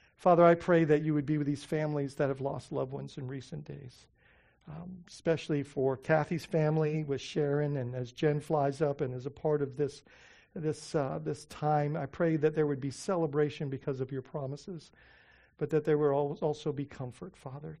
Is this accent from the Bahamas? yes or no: yes; Bahamas; moved away; when I was growing up in the Bahamas